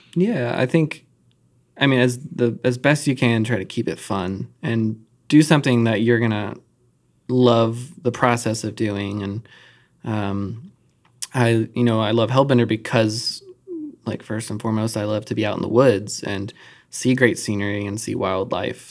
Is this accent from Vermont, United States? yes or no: no; Charlotte, North Carolina, United States; I grew up in Charlotte